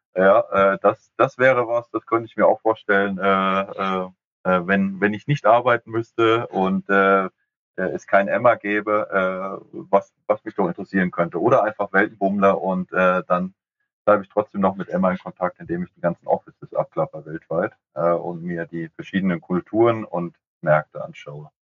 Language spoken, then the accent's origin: German; Frankfurt, Hesse, Germany; ich als Frankfurter